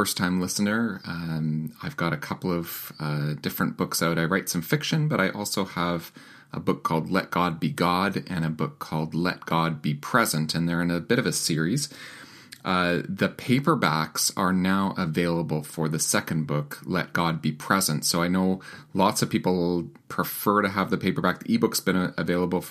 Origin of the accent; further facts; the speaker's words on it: Winnipeg, Manitoba, Canada; my hometown of Winnipeg, Manitoba